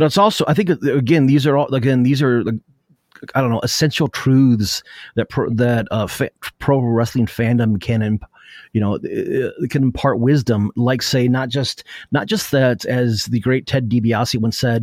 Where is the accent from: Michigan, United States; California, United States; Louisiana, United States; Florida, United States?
Michigan, United States; Flint; now in Pacific Northwest, United States; my hometown of Flint.